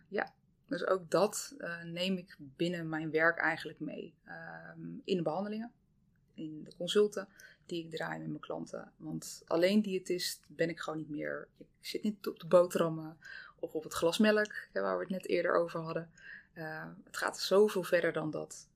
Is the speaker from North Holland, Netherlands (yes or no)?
no; Zeeland, Netherlands; ik kom uit Zeeland. Eh, dus ik ben eigenlijk echt heel Zeeuws opgevoed. Heel blij om dat ik ook in het dorp ben opgevoed